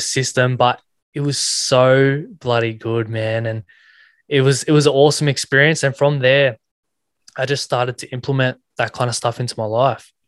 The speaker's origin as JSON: {"language": "English", "town": "Sydney", "region": "New South Wales", "country": "Australia", "tie": "born or raised there", "said": "I grew up in Western Sydney, um, New South Wales"}